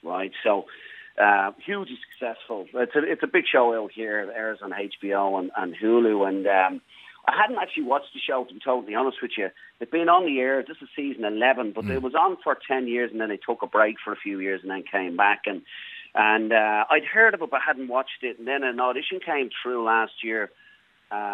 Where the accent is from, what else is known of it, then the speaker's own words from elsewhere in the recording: Blackrock, Leinster, Ireland; moved away as an adult; also born or lived in Australia / Brisbane, Australia; now in Los Angeles, United States; born and raised in Newtown Park in Black Rock, and then moved down to Australia in my mid-20s